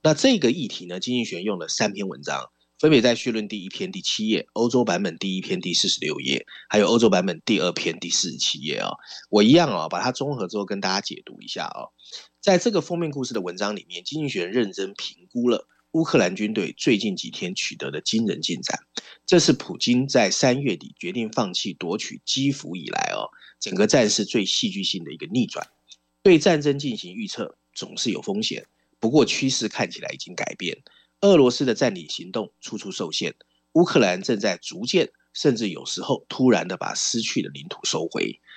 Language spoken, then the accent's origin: Chinese; Taiwan; 尤其对我们台湾人来说，可以趁这个文章了解一下英国的实际政治状况啊。